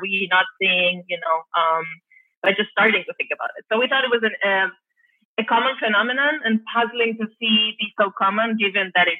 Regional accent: Barcelona, Catalonia, Spain; now in San Diego, United States; I'm originally from Barcelona

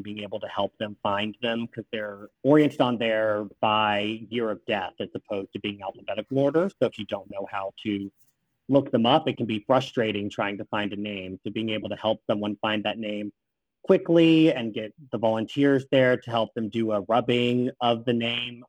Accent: Southeast, United States; now in Washington, D.C., United States; originally, I'm from the Southeast.

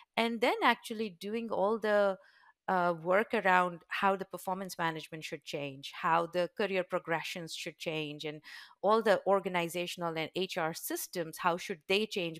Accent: Udaipur, Rajasthan, India; So, I was very fortunate to grow up in a very beautiful, small, touristy town. It's called Udaipur

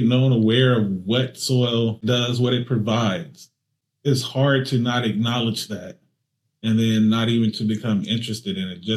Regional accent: Alabama, United States; I'm from Alabama, native of Alabama, and I grew up probably about 30 miles away from here, away from Alabama A&M University in a small rural community

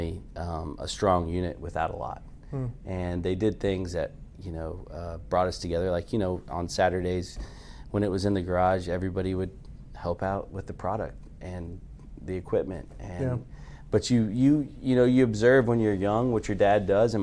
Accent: Carrollton, Texas, United States; I grew up in Carrollton

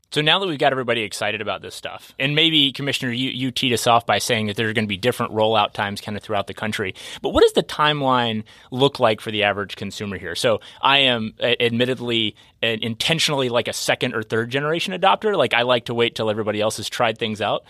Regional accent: Kentucky, United States; I'm a Kentucky native

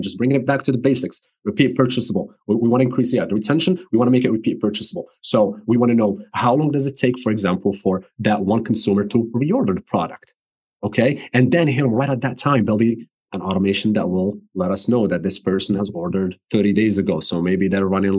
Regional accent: Morocco; English is a second language; moved away as an adult; also born or lived in New Jersey, United States; now in United States; I was born and raised in Morocco. I moved to the States in 2010

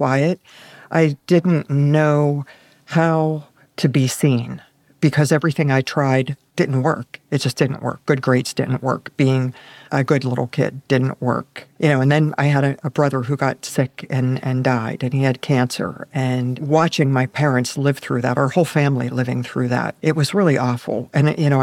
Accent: Pittsburgh, Pennsylvania, United States; I was born in Pittsburgh, Pennsylvania.

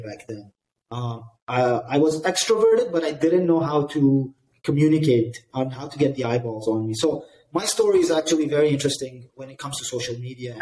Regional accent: Dubai, United Arab Emirates; I grew up in Dubai

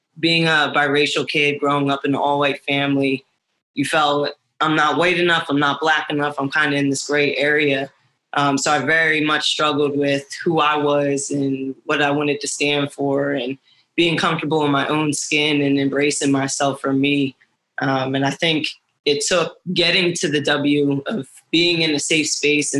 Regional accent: Broomall, Pennsylvania, United States; moved away as an adult; now in Washington, D.C., United States; I grew up right outside of Philly.

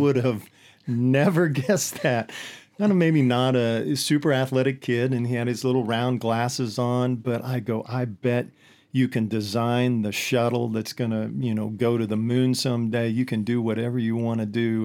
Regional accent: Hillsboro, Kansas, United States; born or raised there

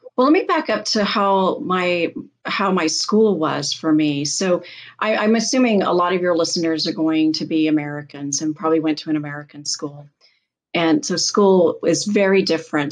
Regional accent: England, United Kingdom; growing up in England

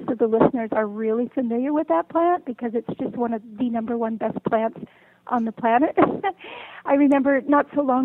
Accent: West Coast, United States; moved away; I grew up on the West Coast

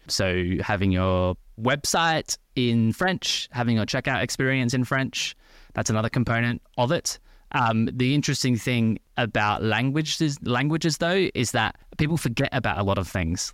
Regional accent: Australia; moved away as an adult; also born or lived in France / Paris; now in London, United Kingdom; As you can probably tell by the accent, I'm originally from Australia. Lived in Australia for twenty-four, twenty-five years. Went to school and university in Australia

